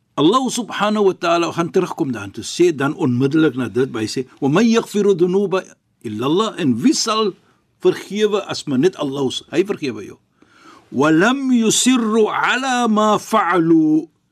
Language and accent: Afrikaans; Cape Town, Western Cape, South Africa; ek as 'n Kaapenaar